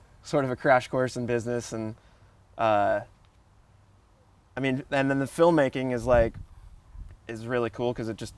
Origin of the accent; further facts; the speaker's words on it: Ventura, California, United States; the wave that I grew up surfing in Ventura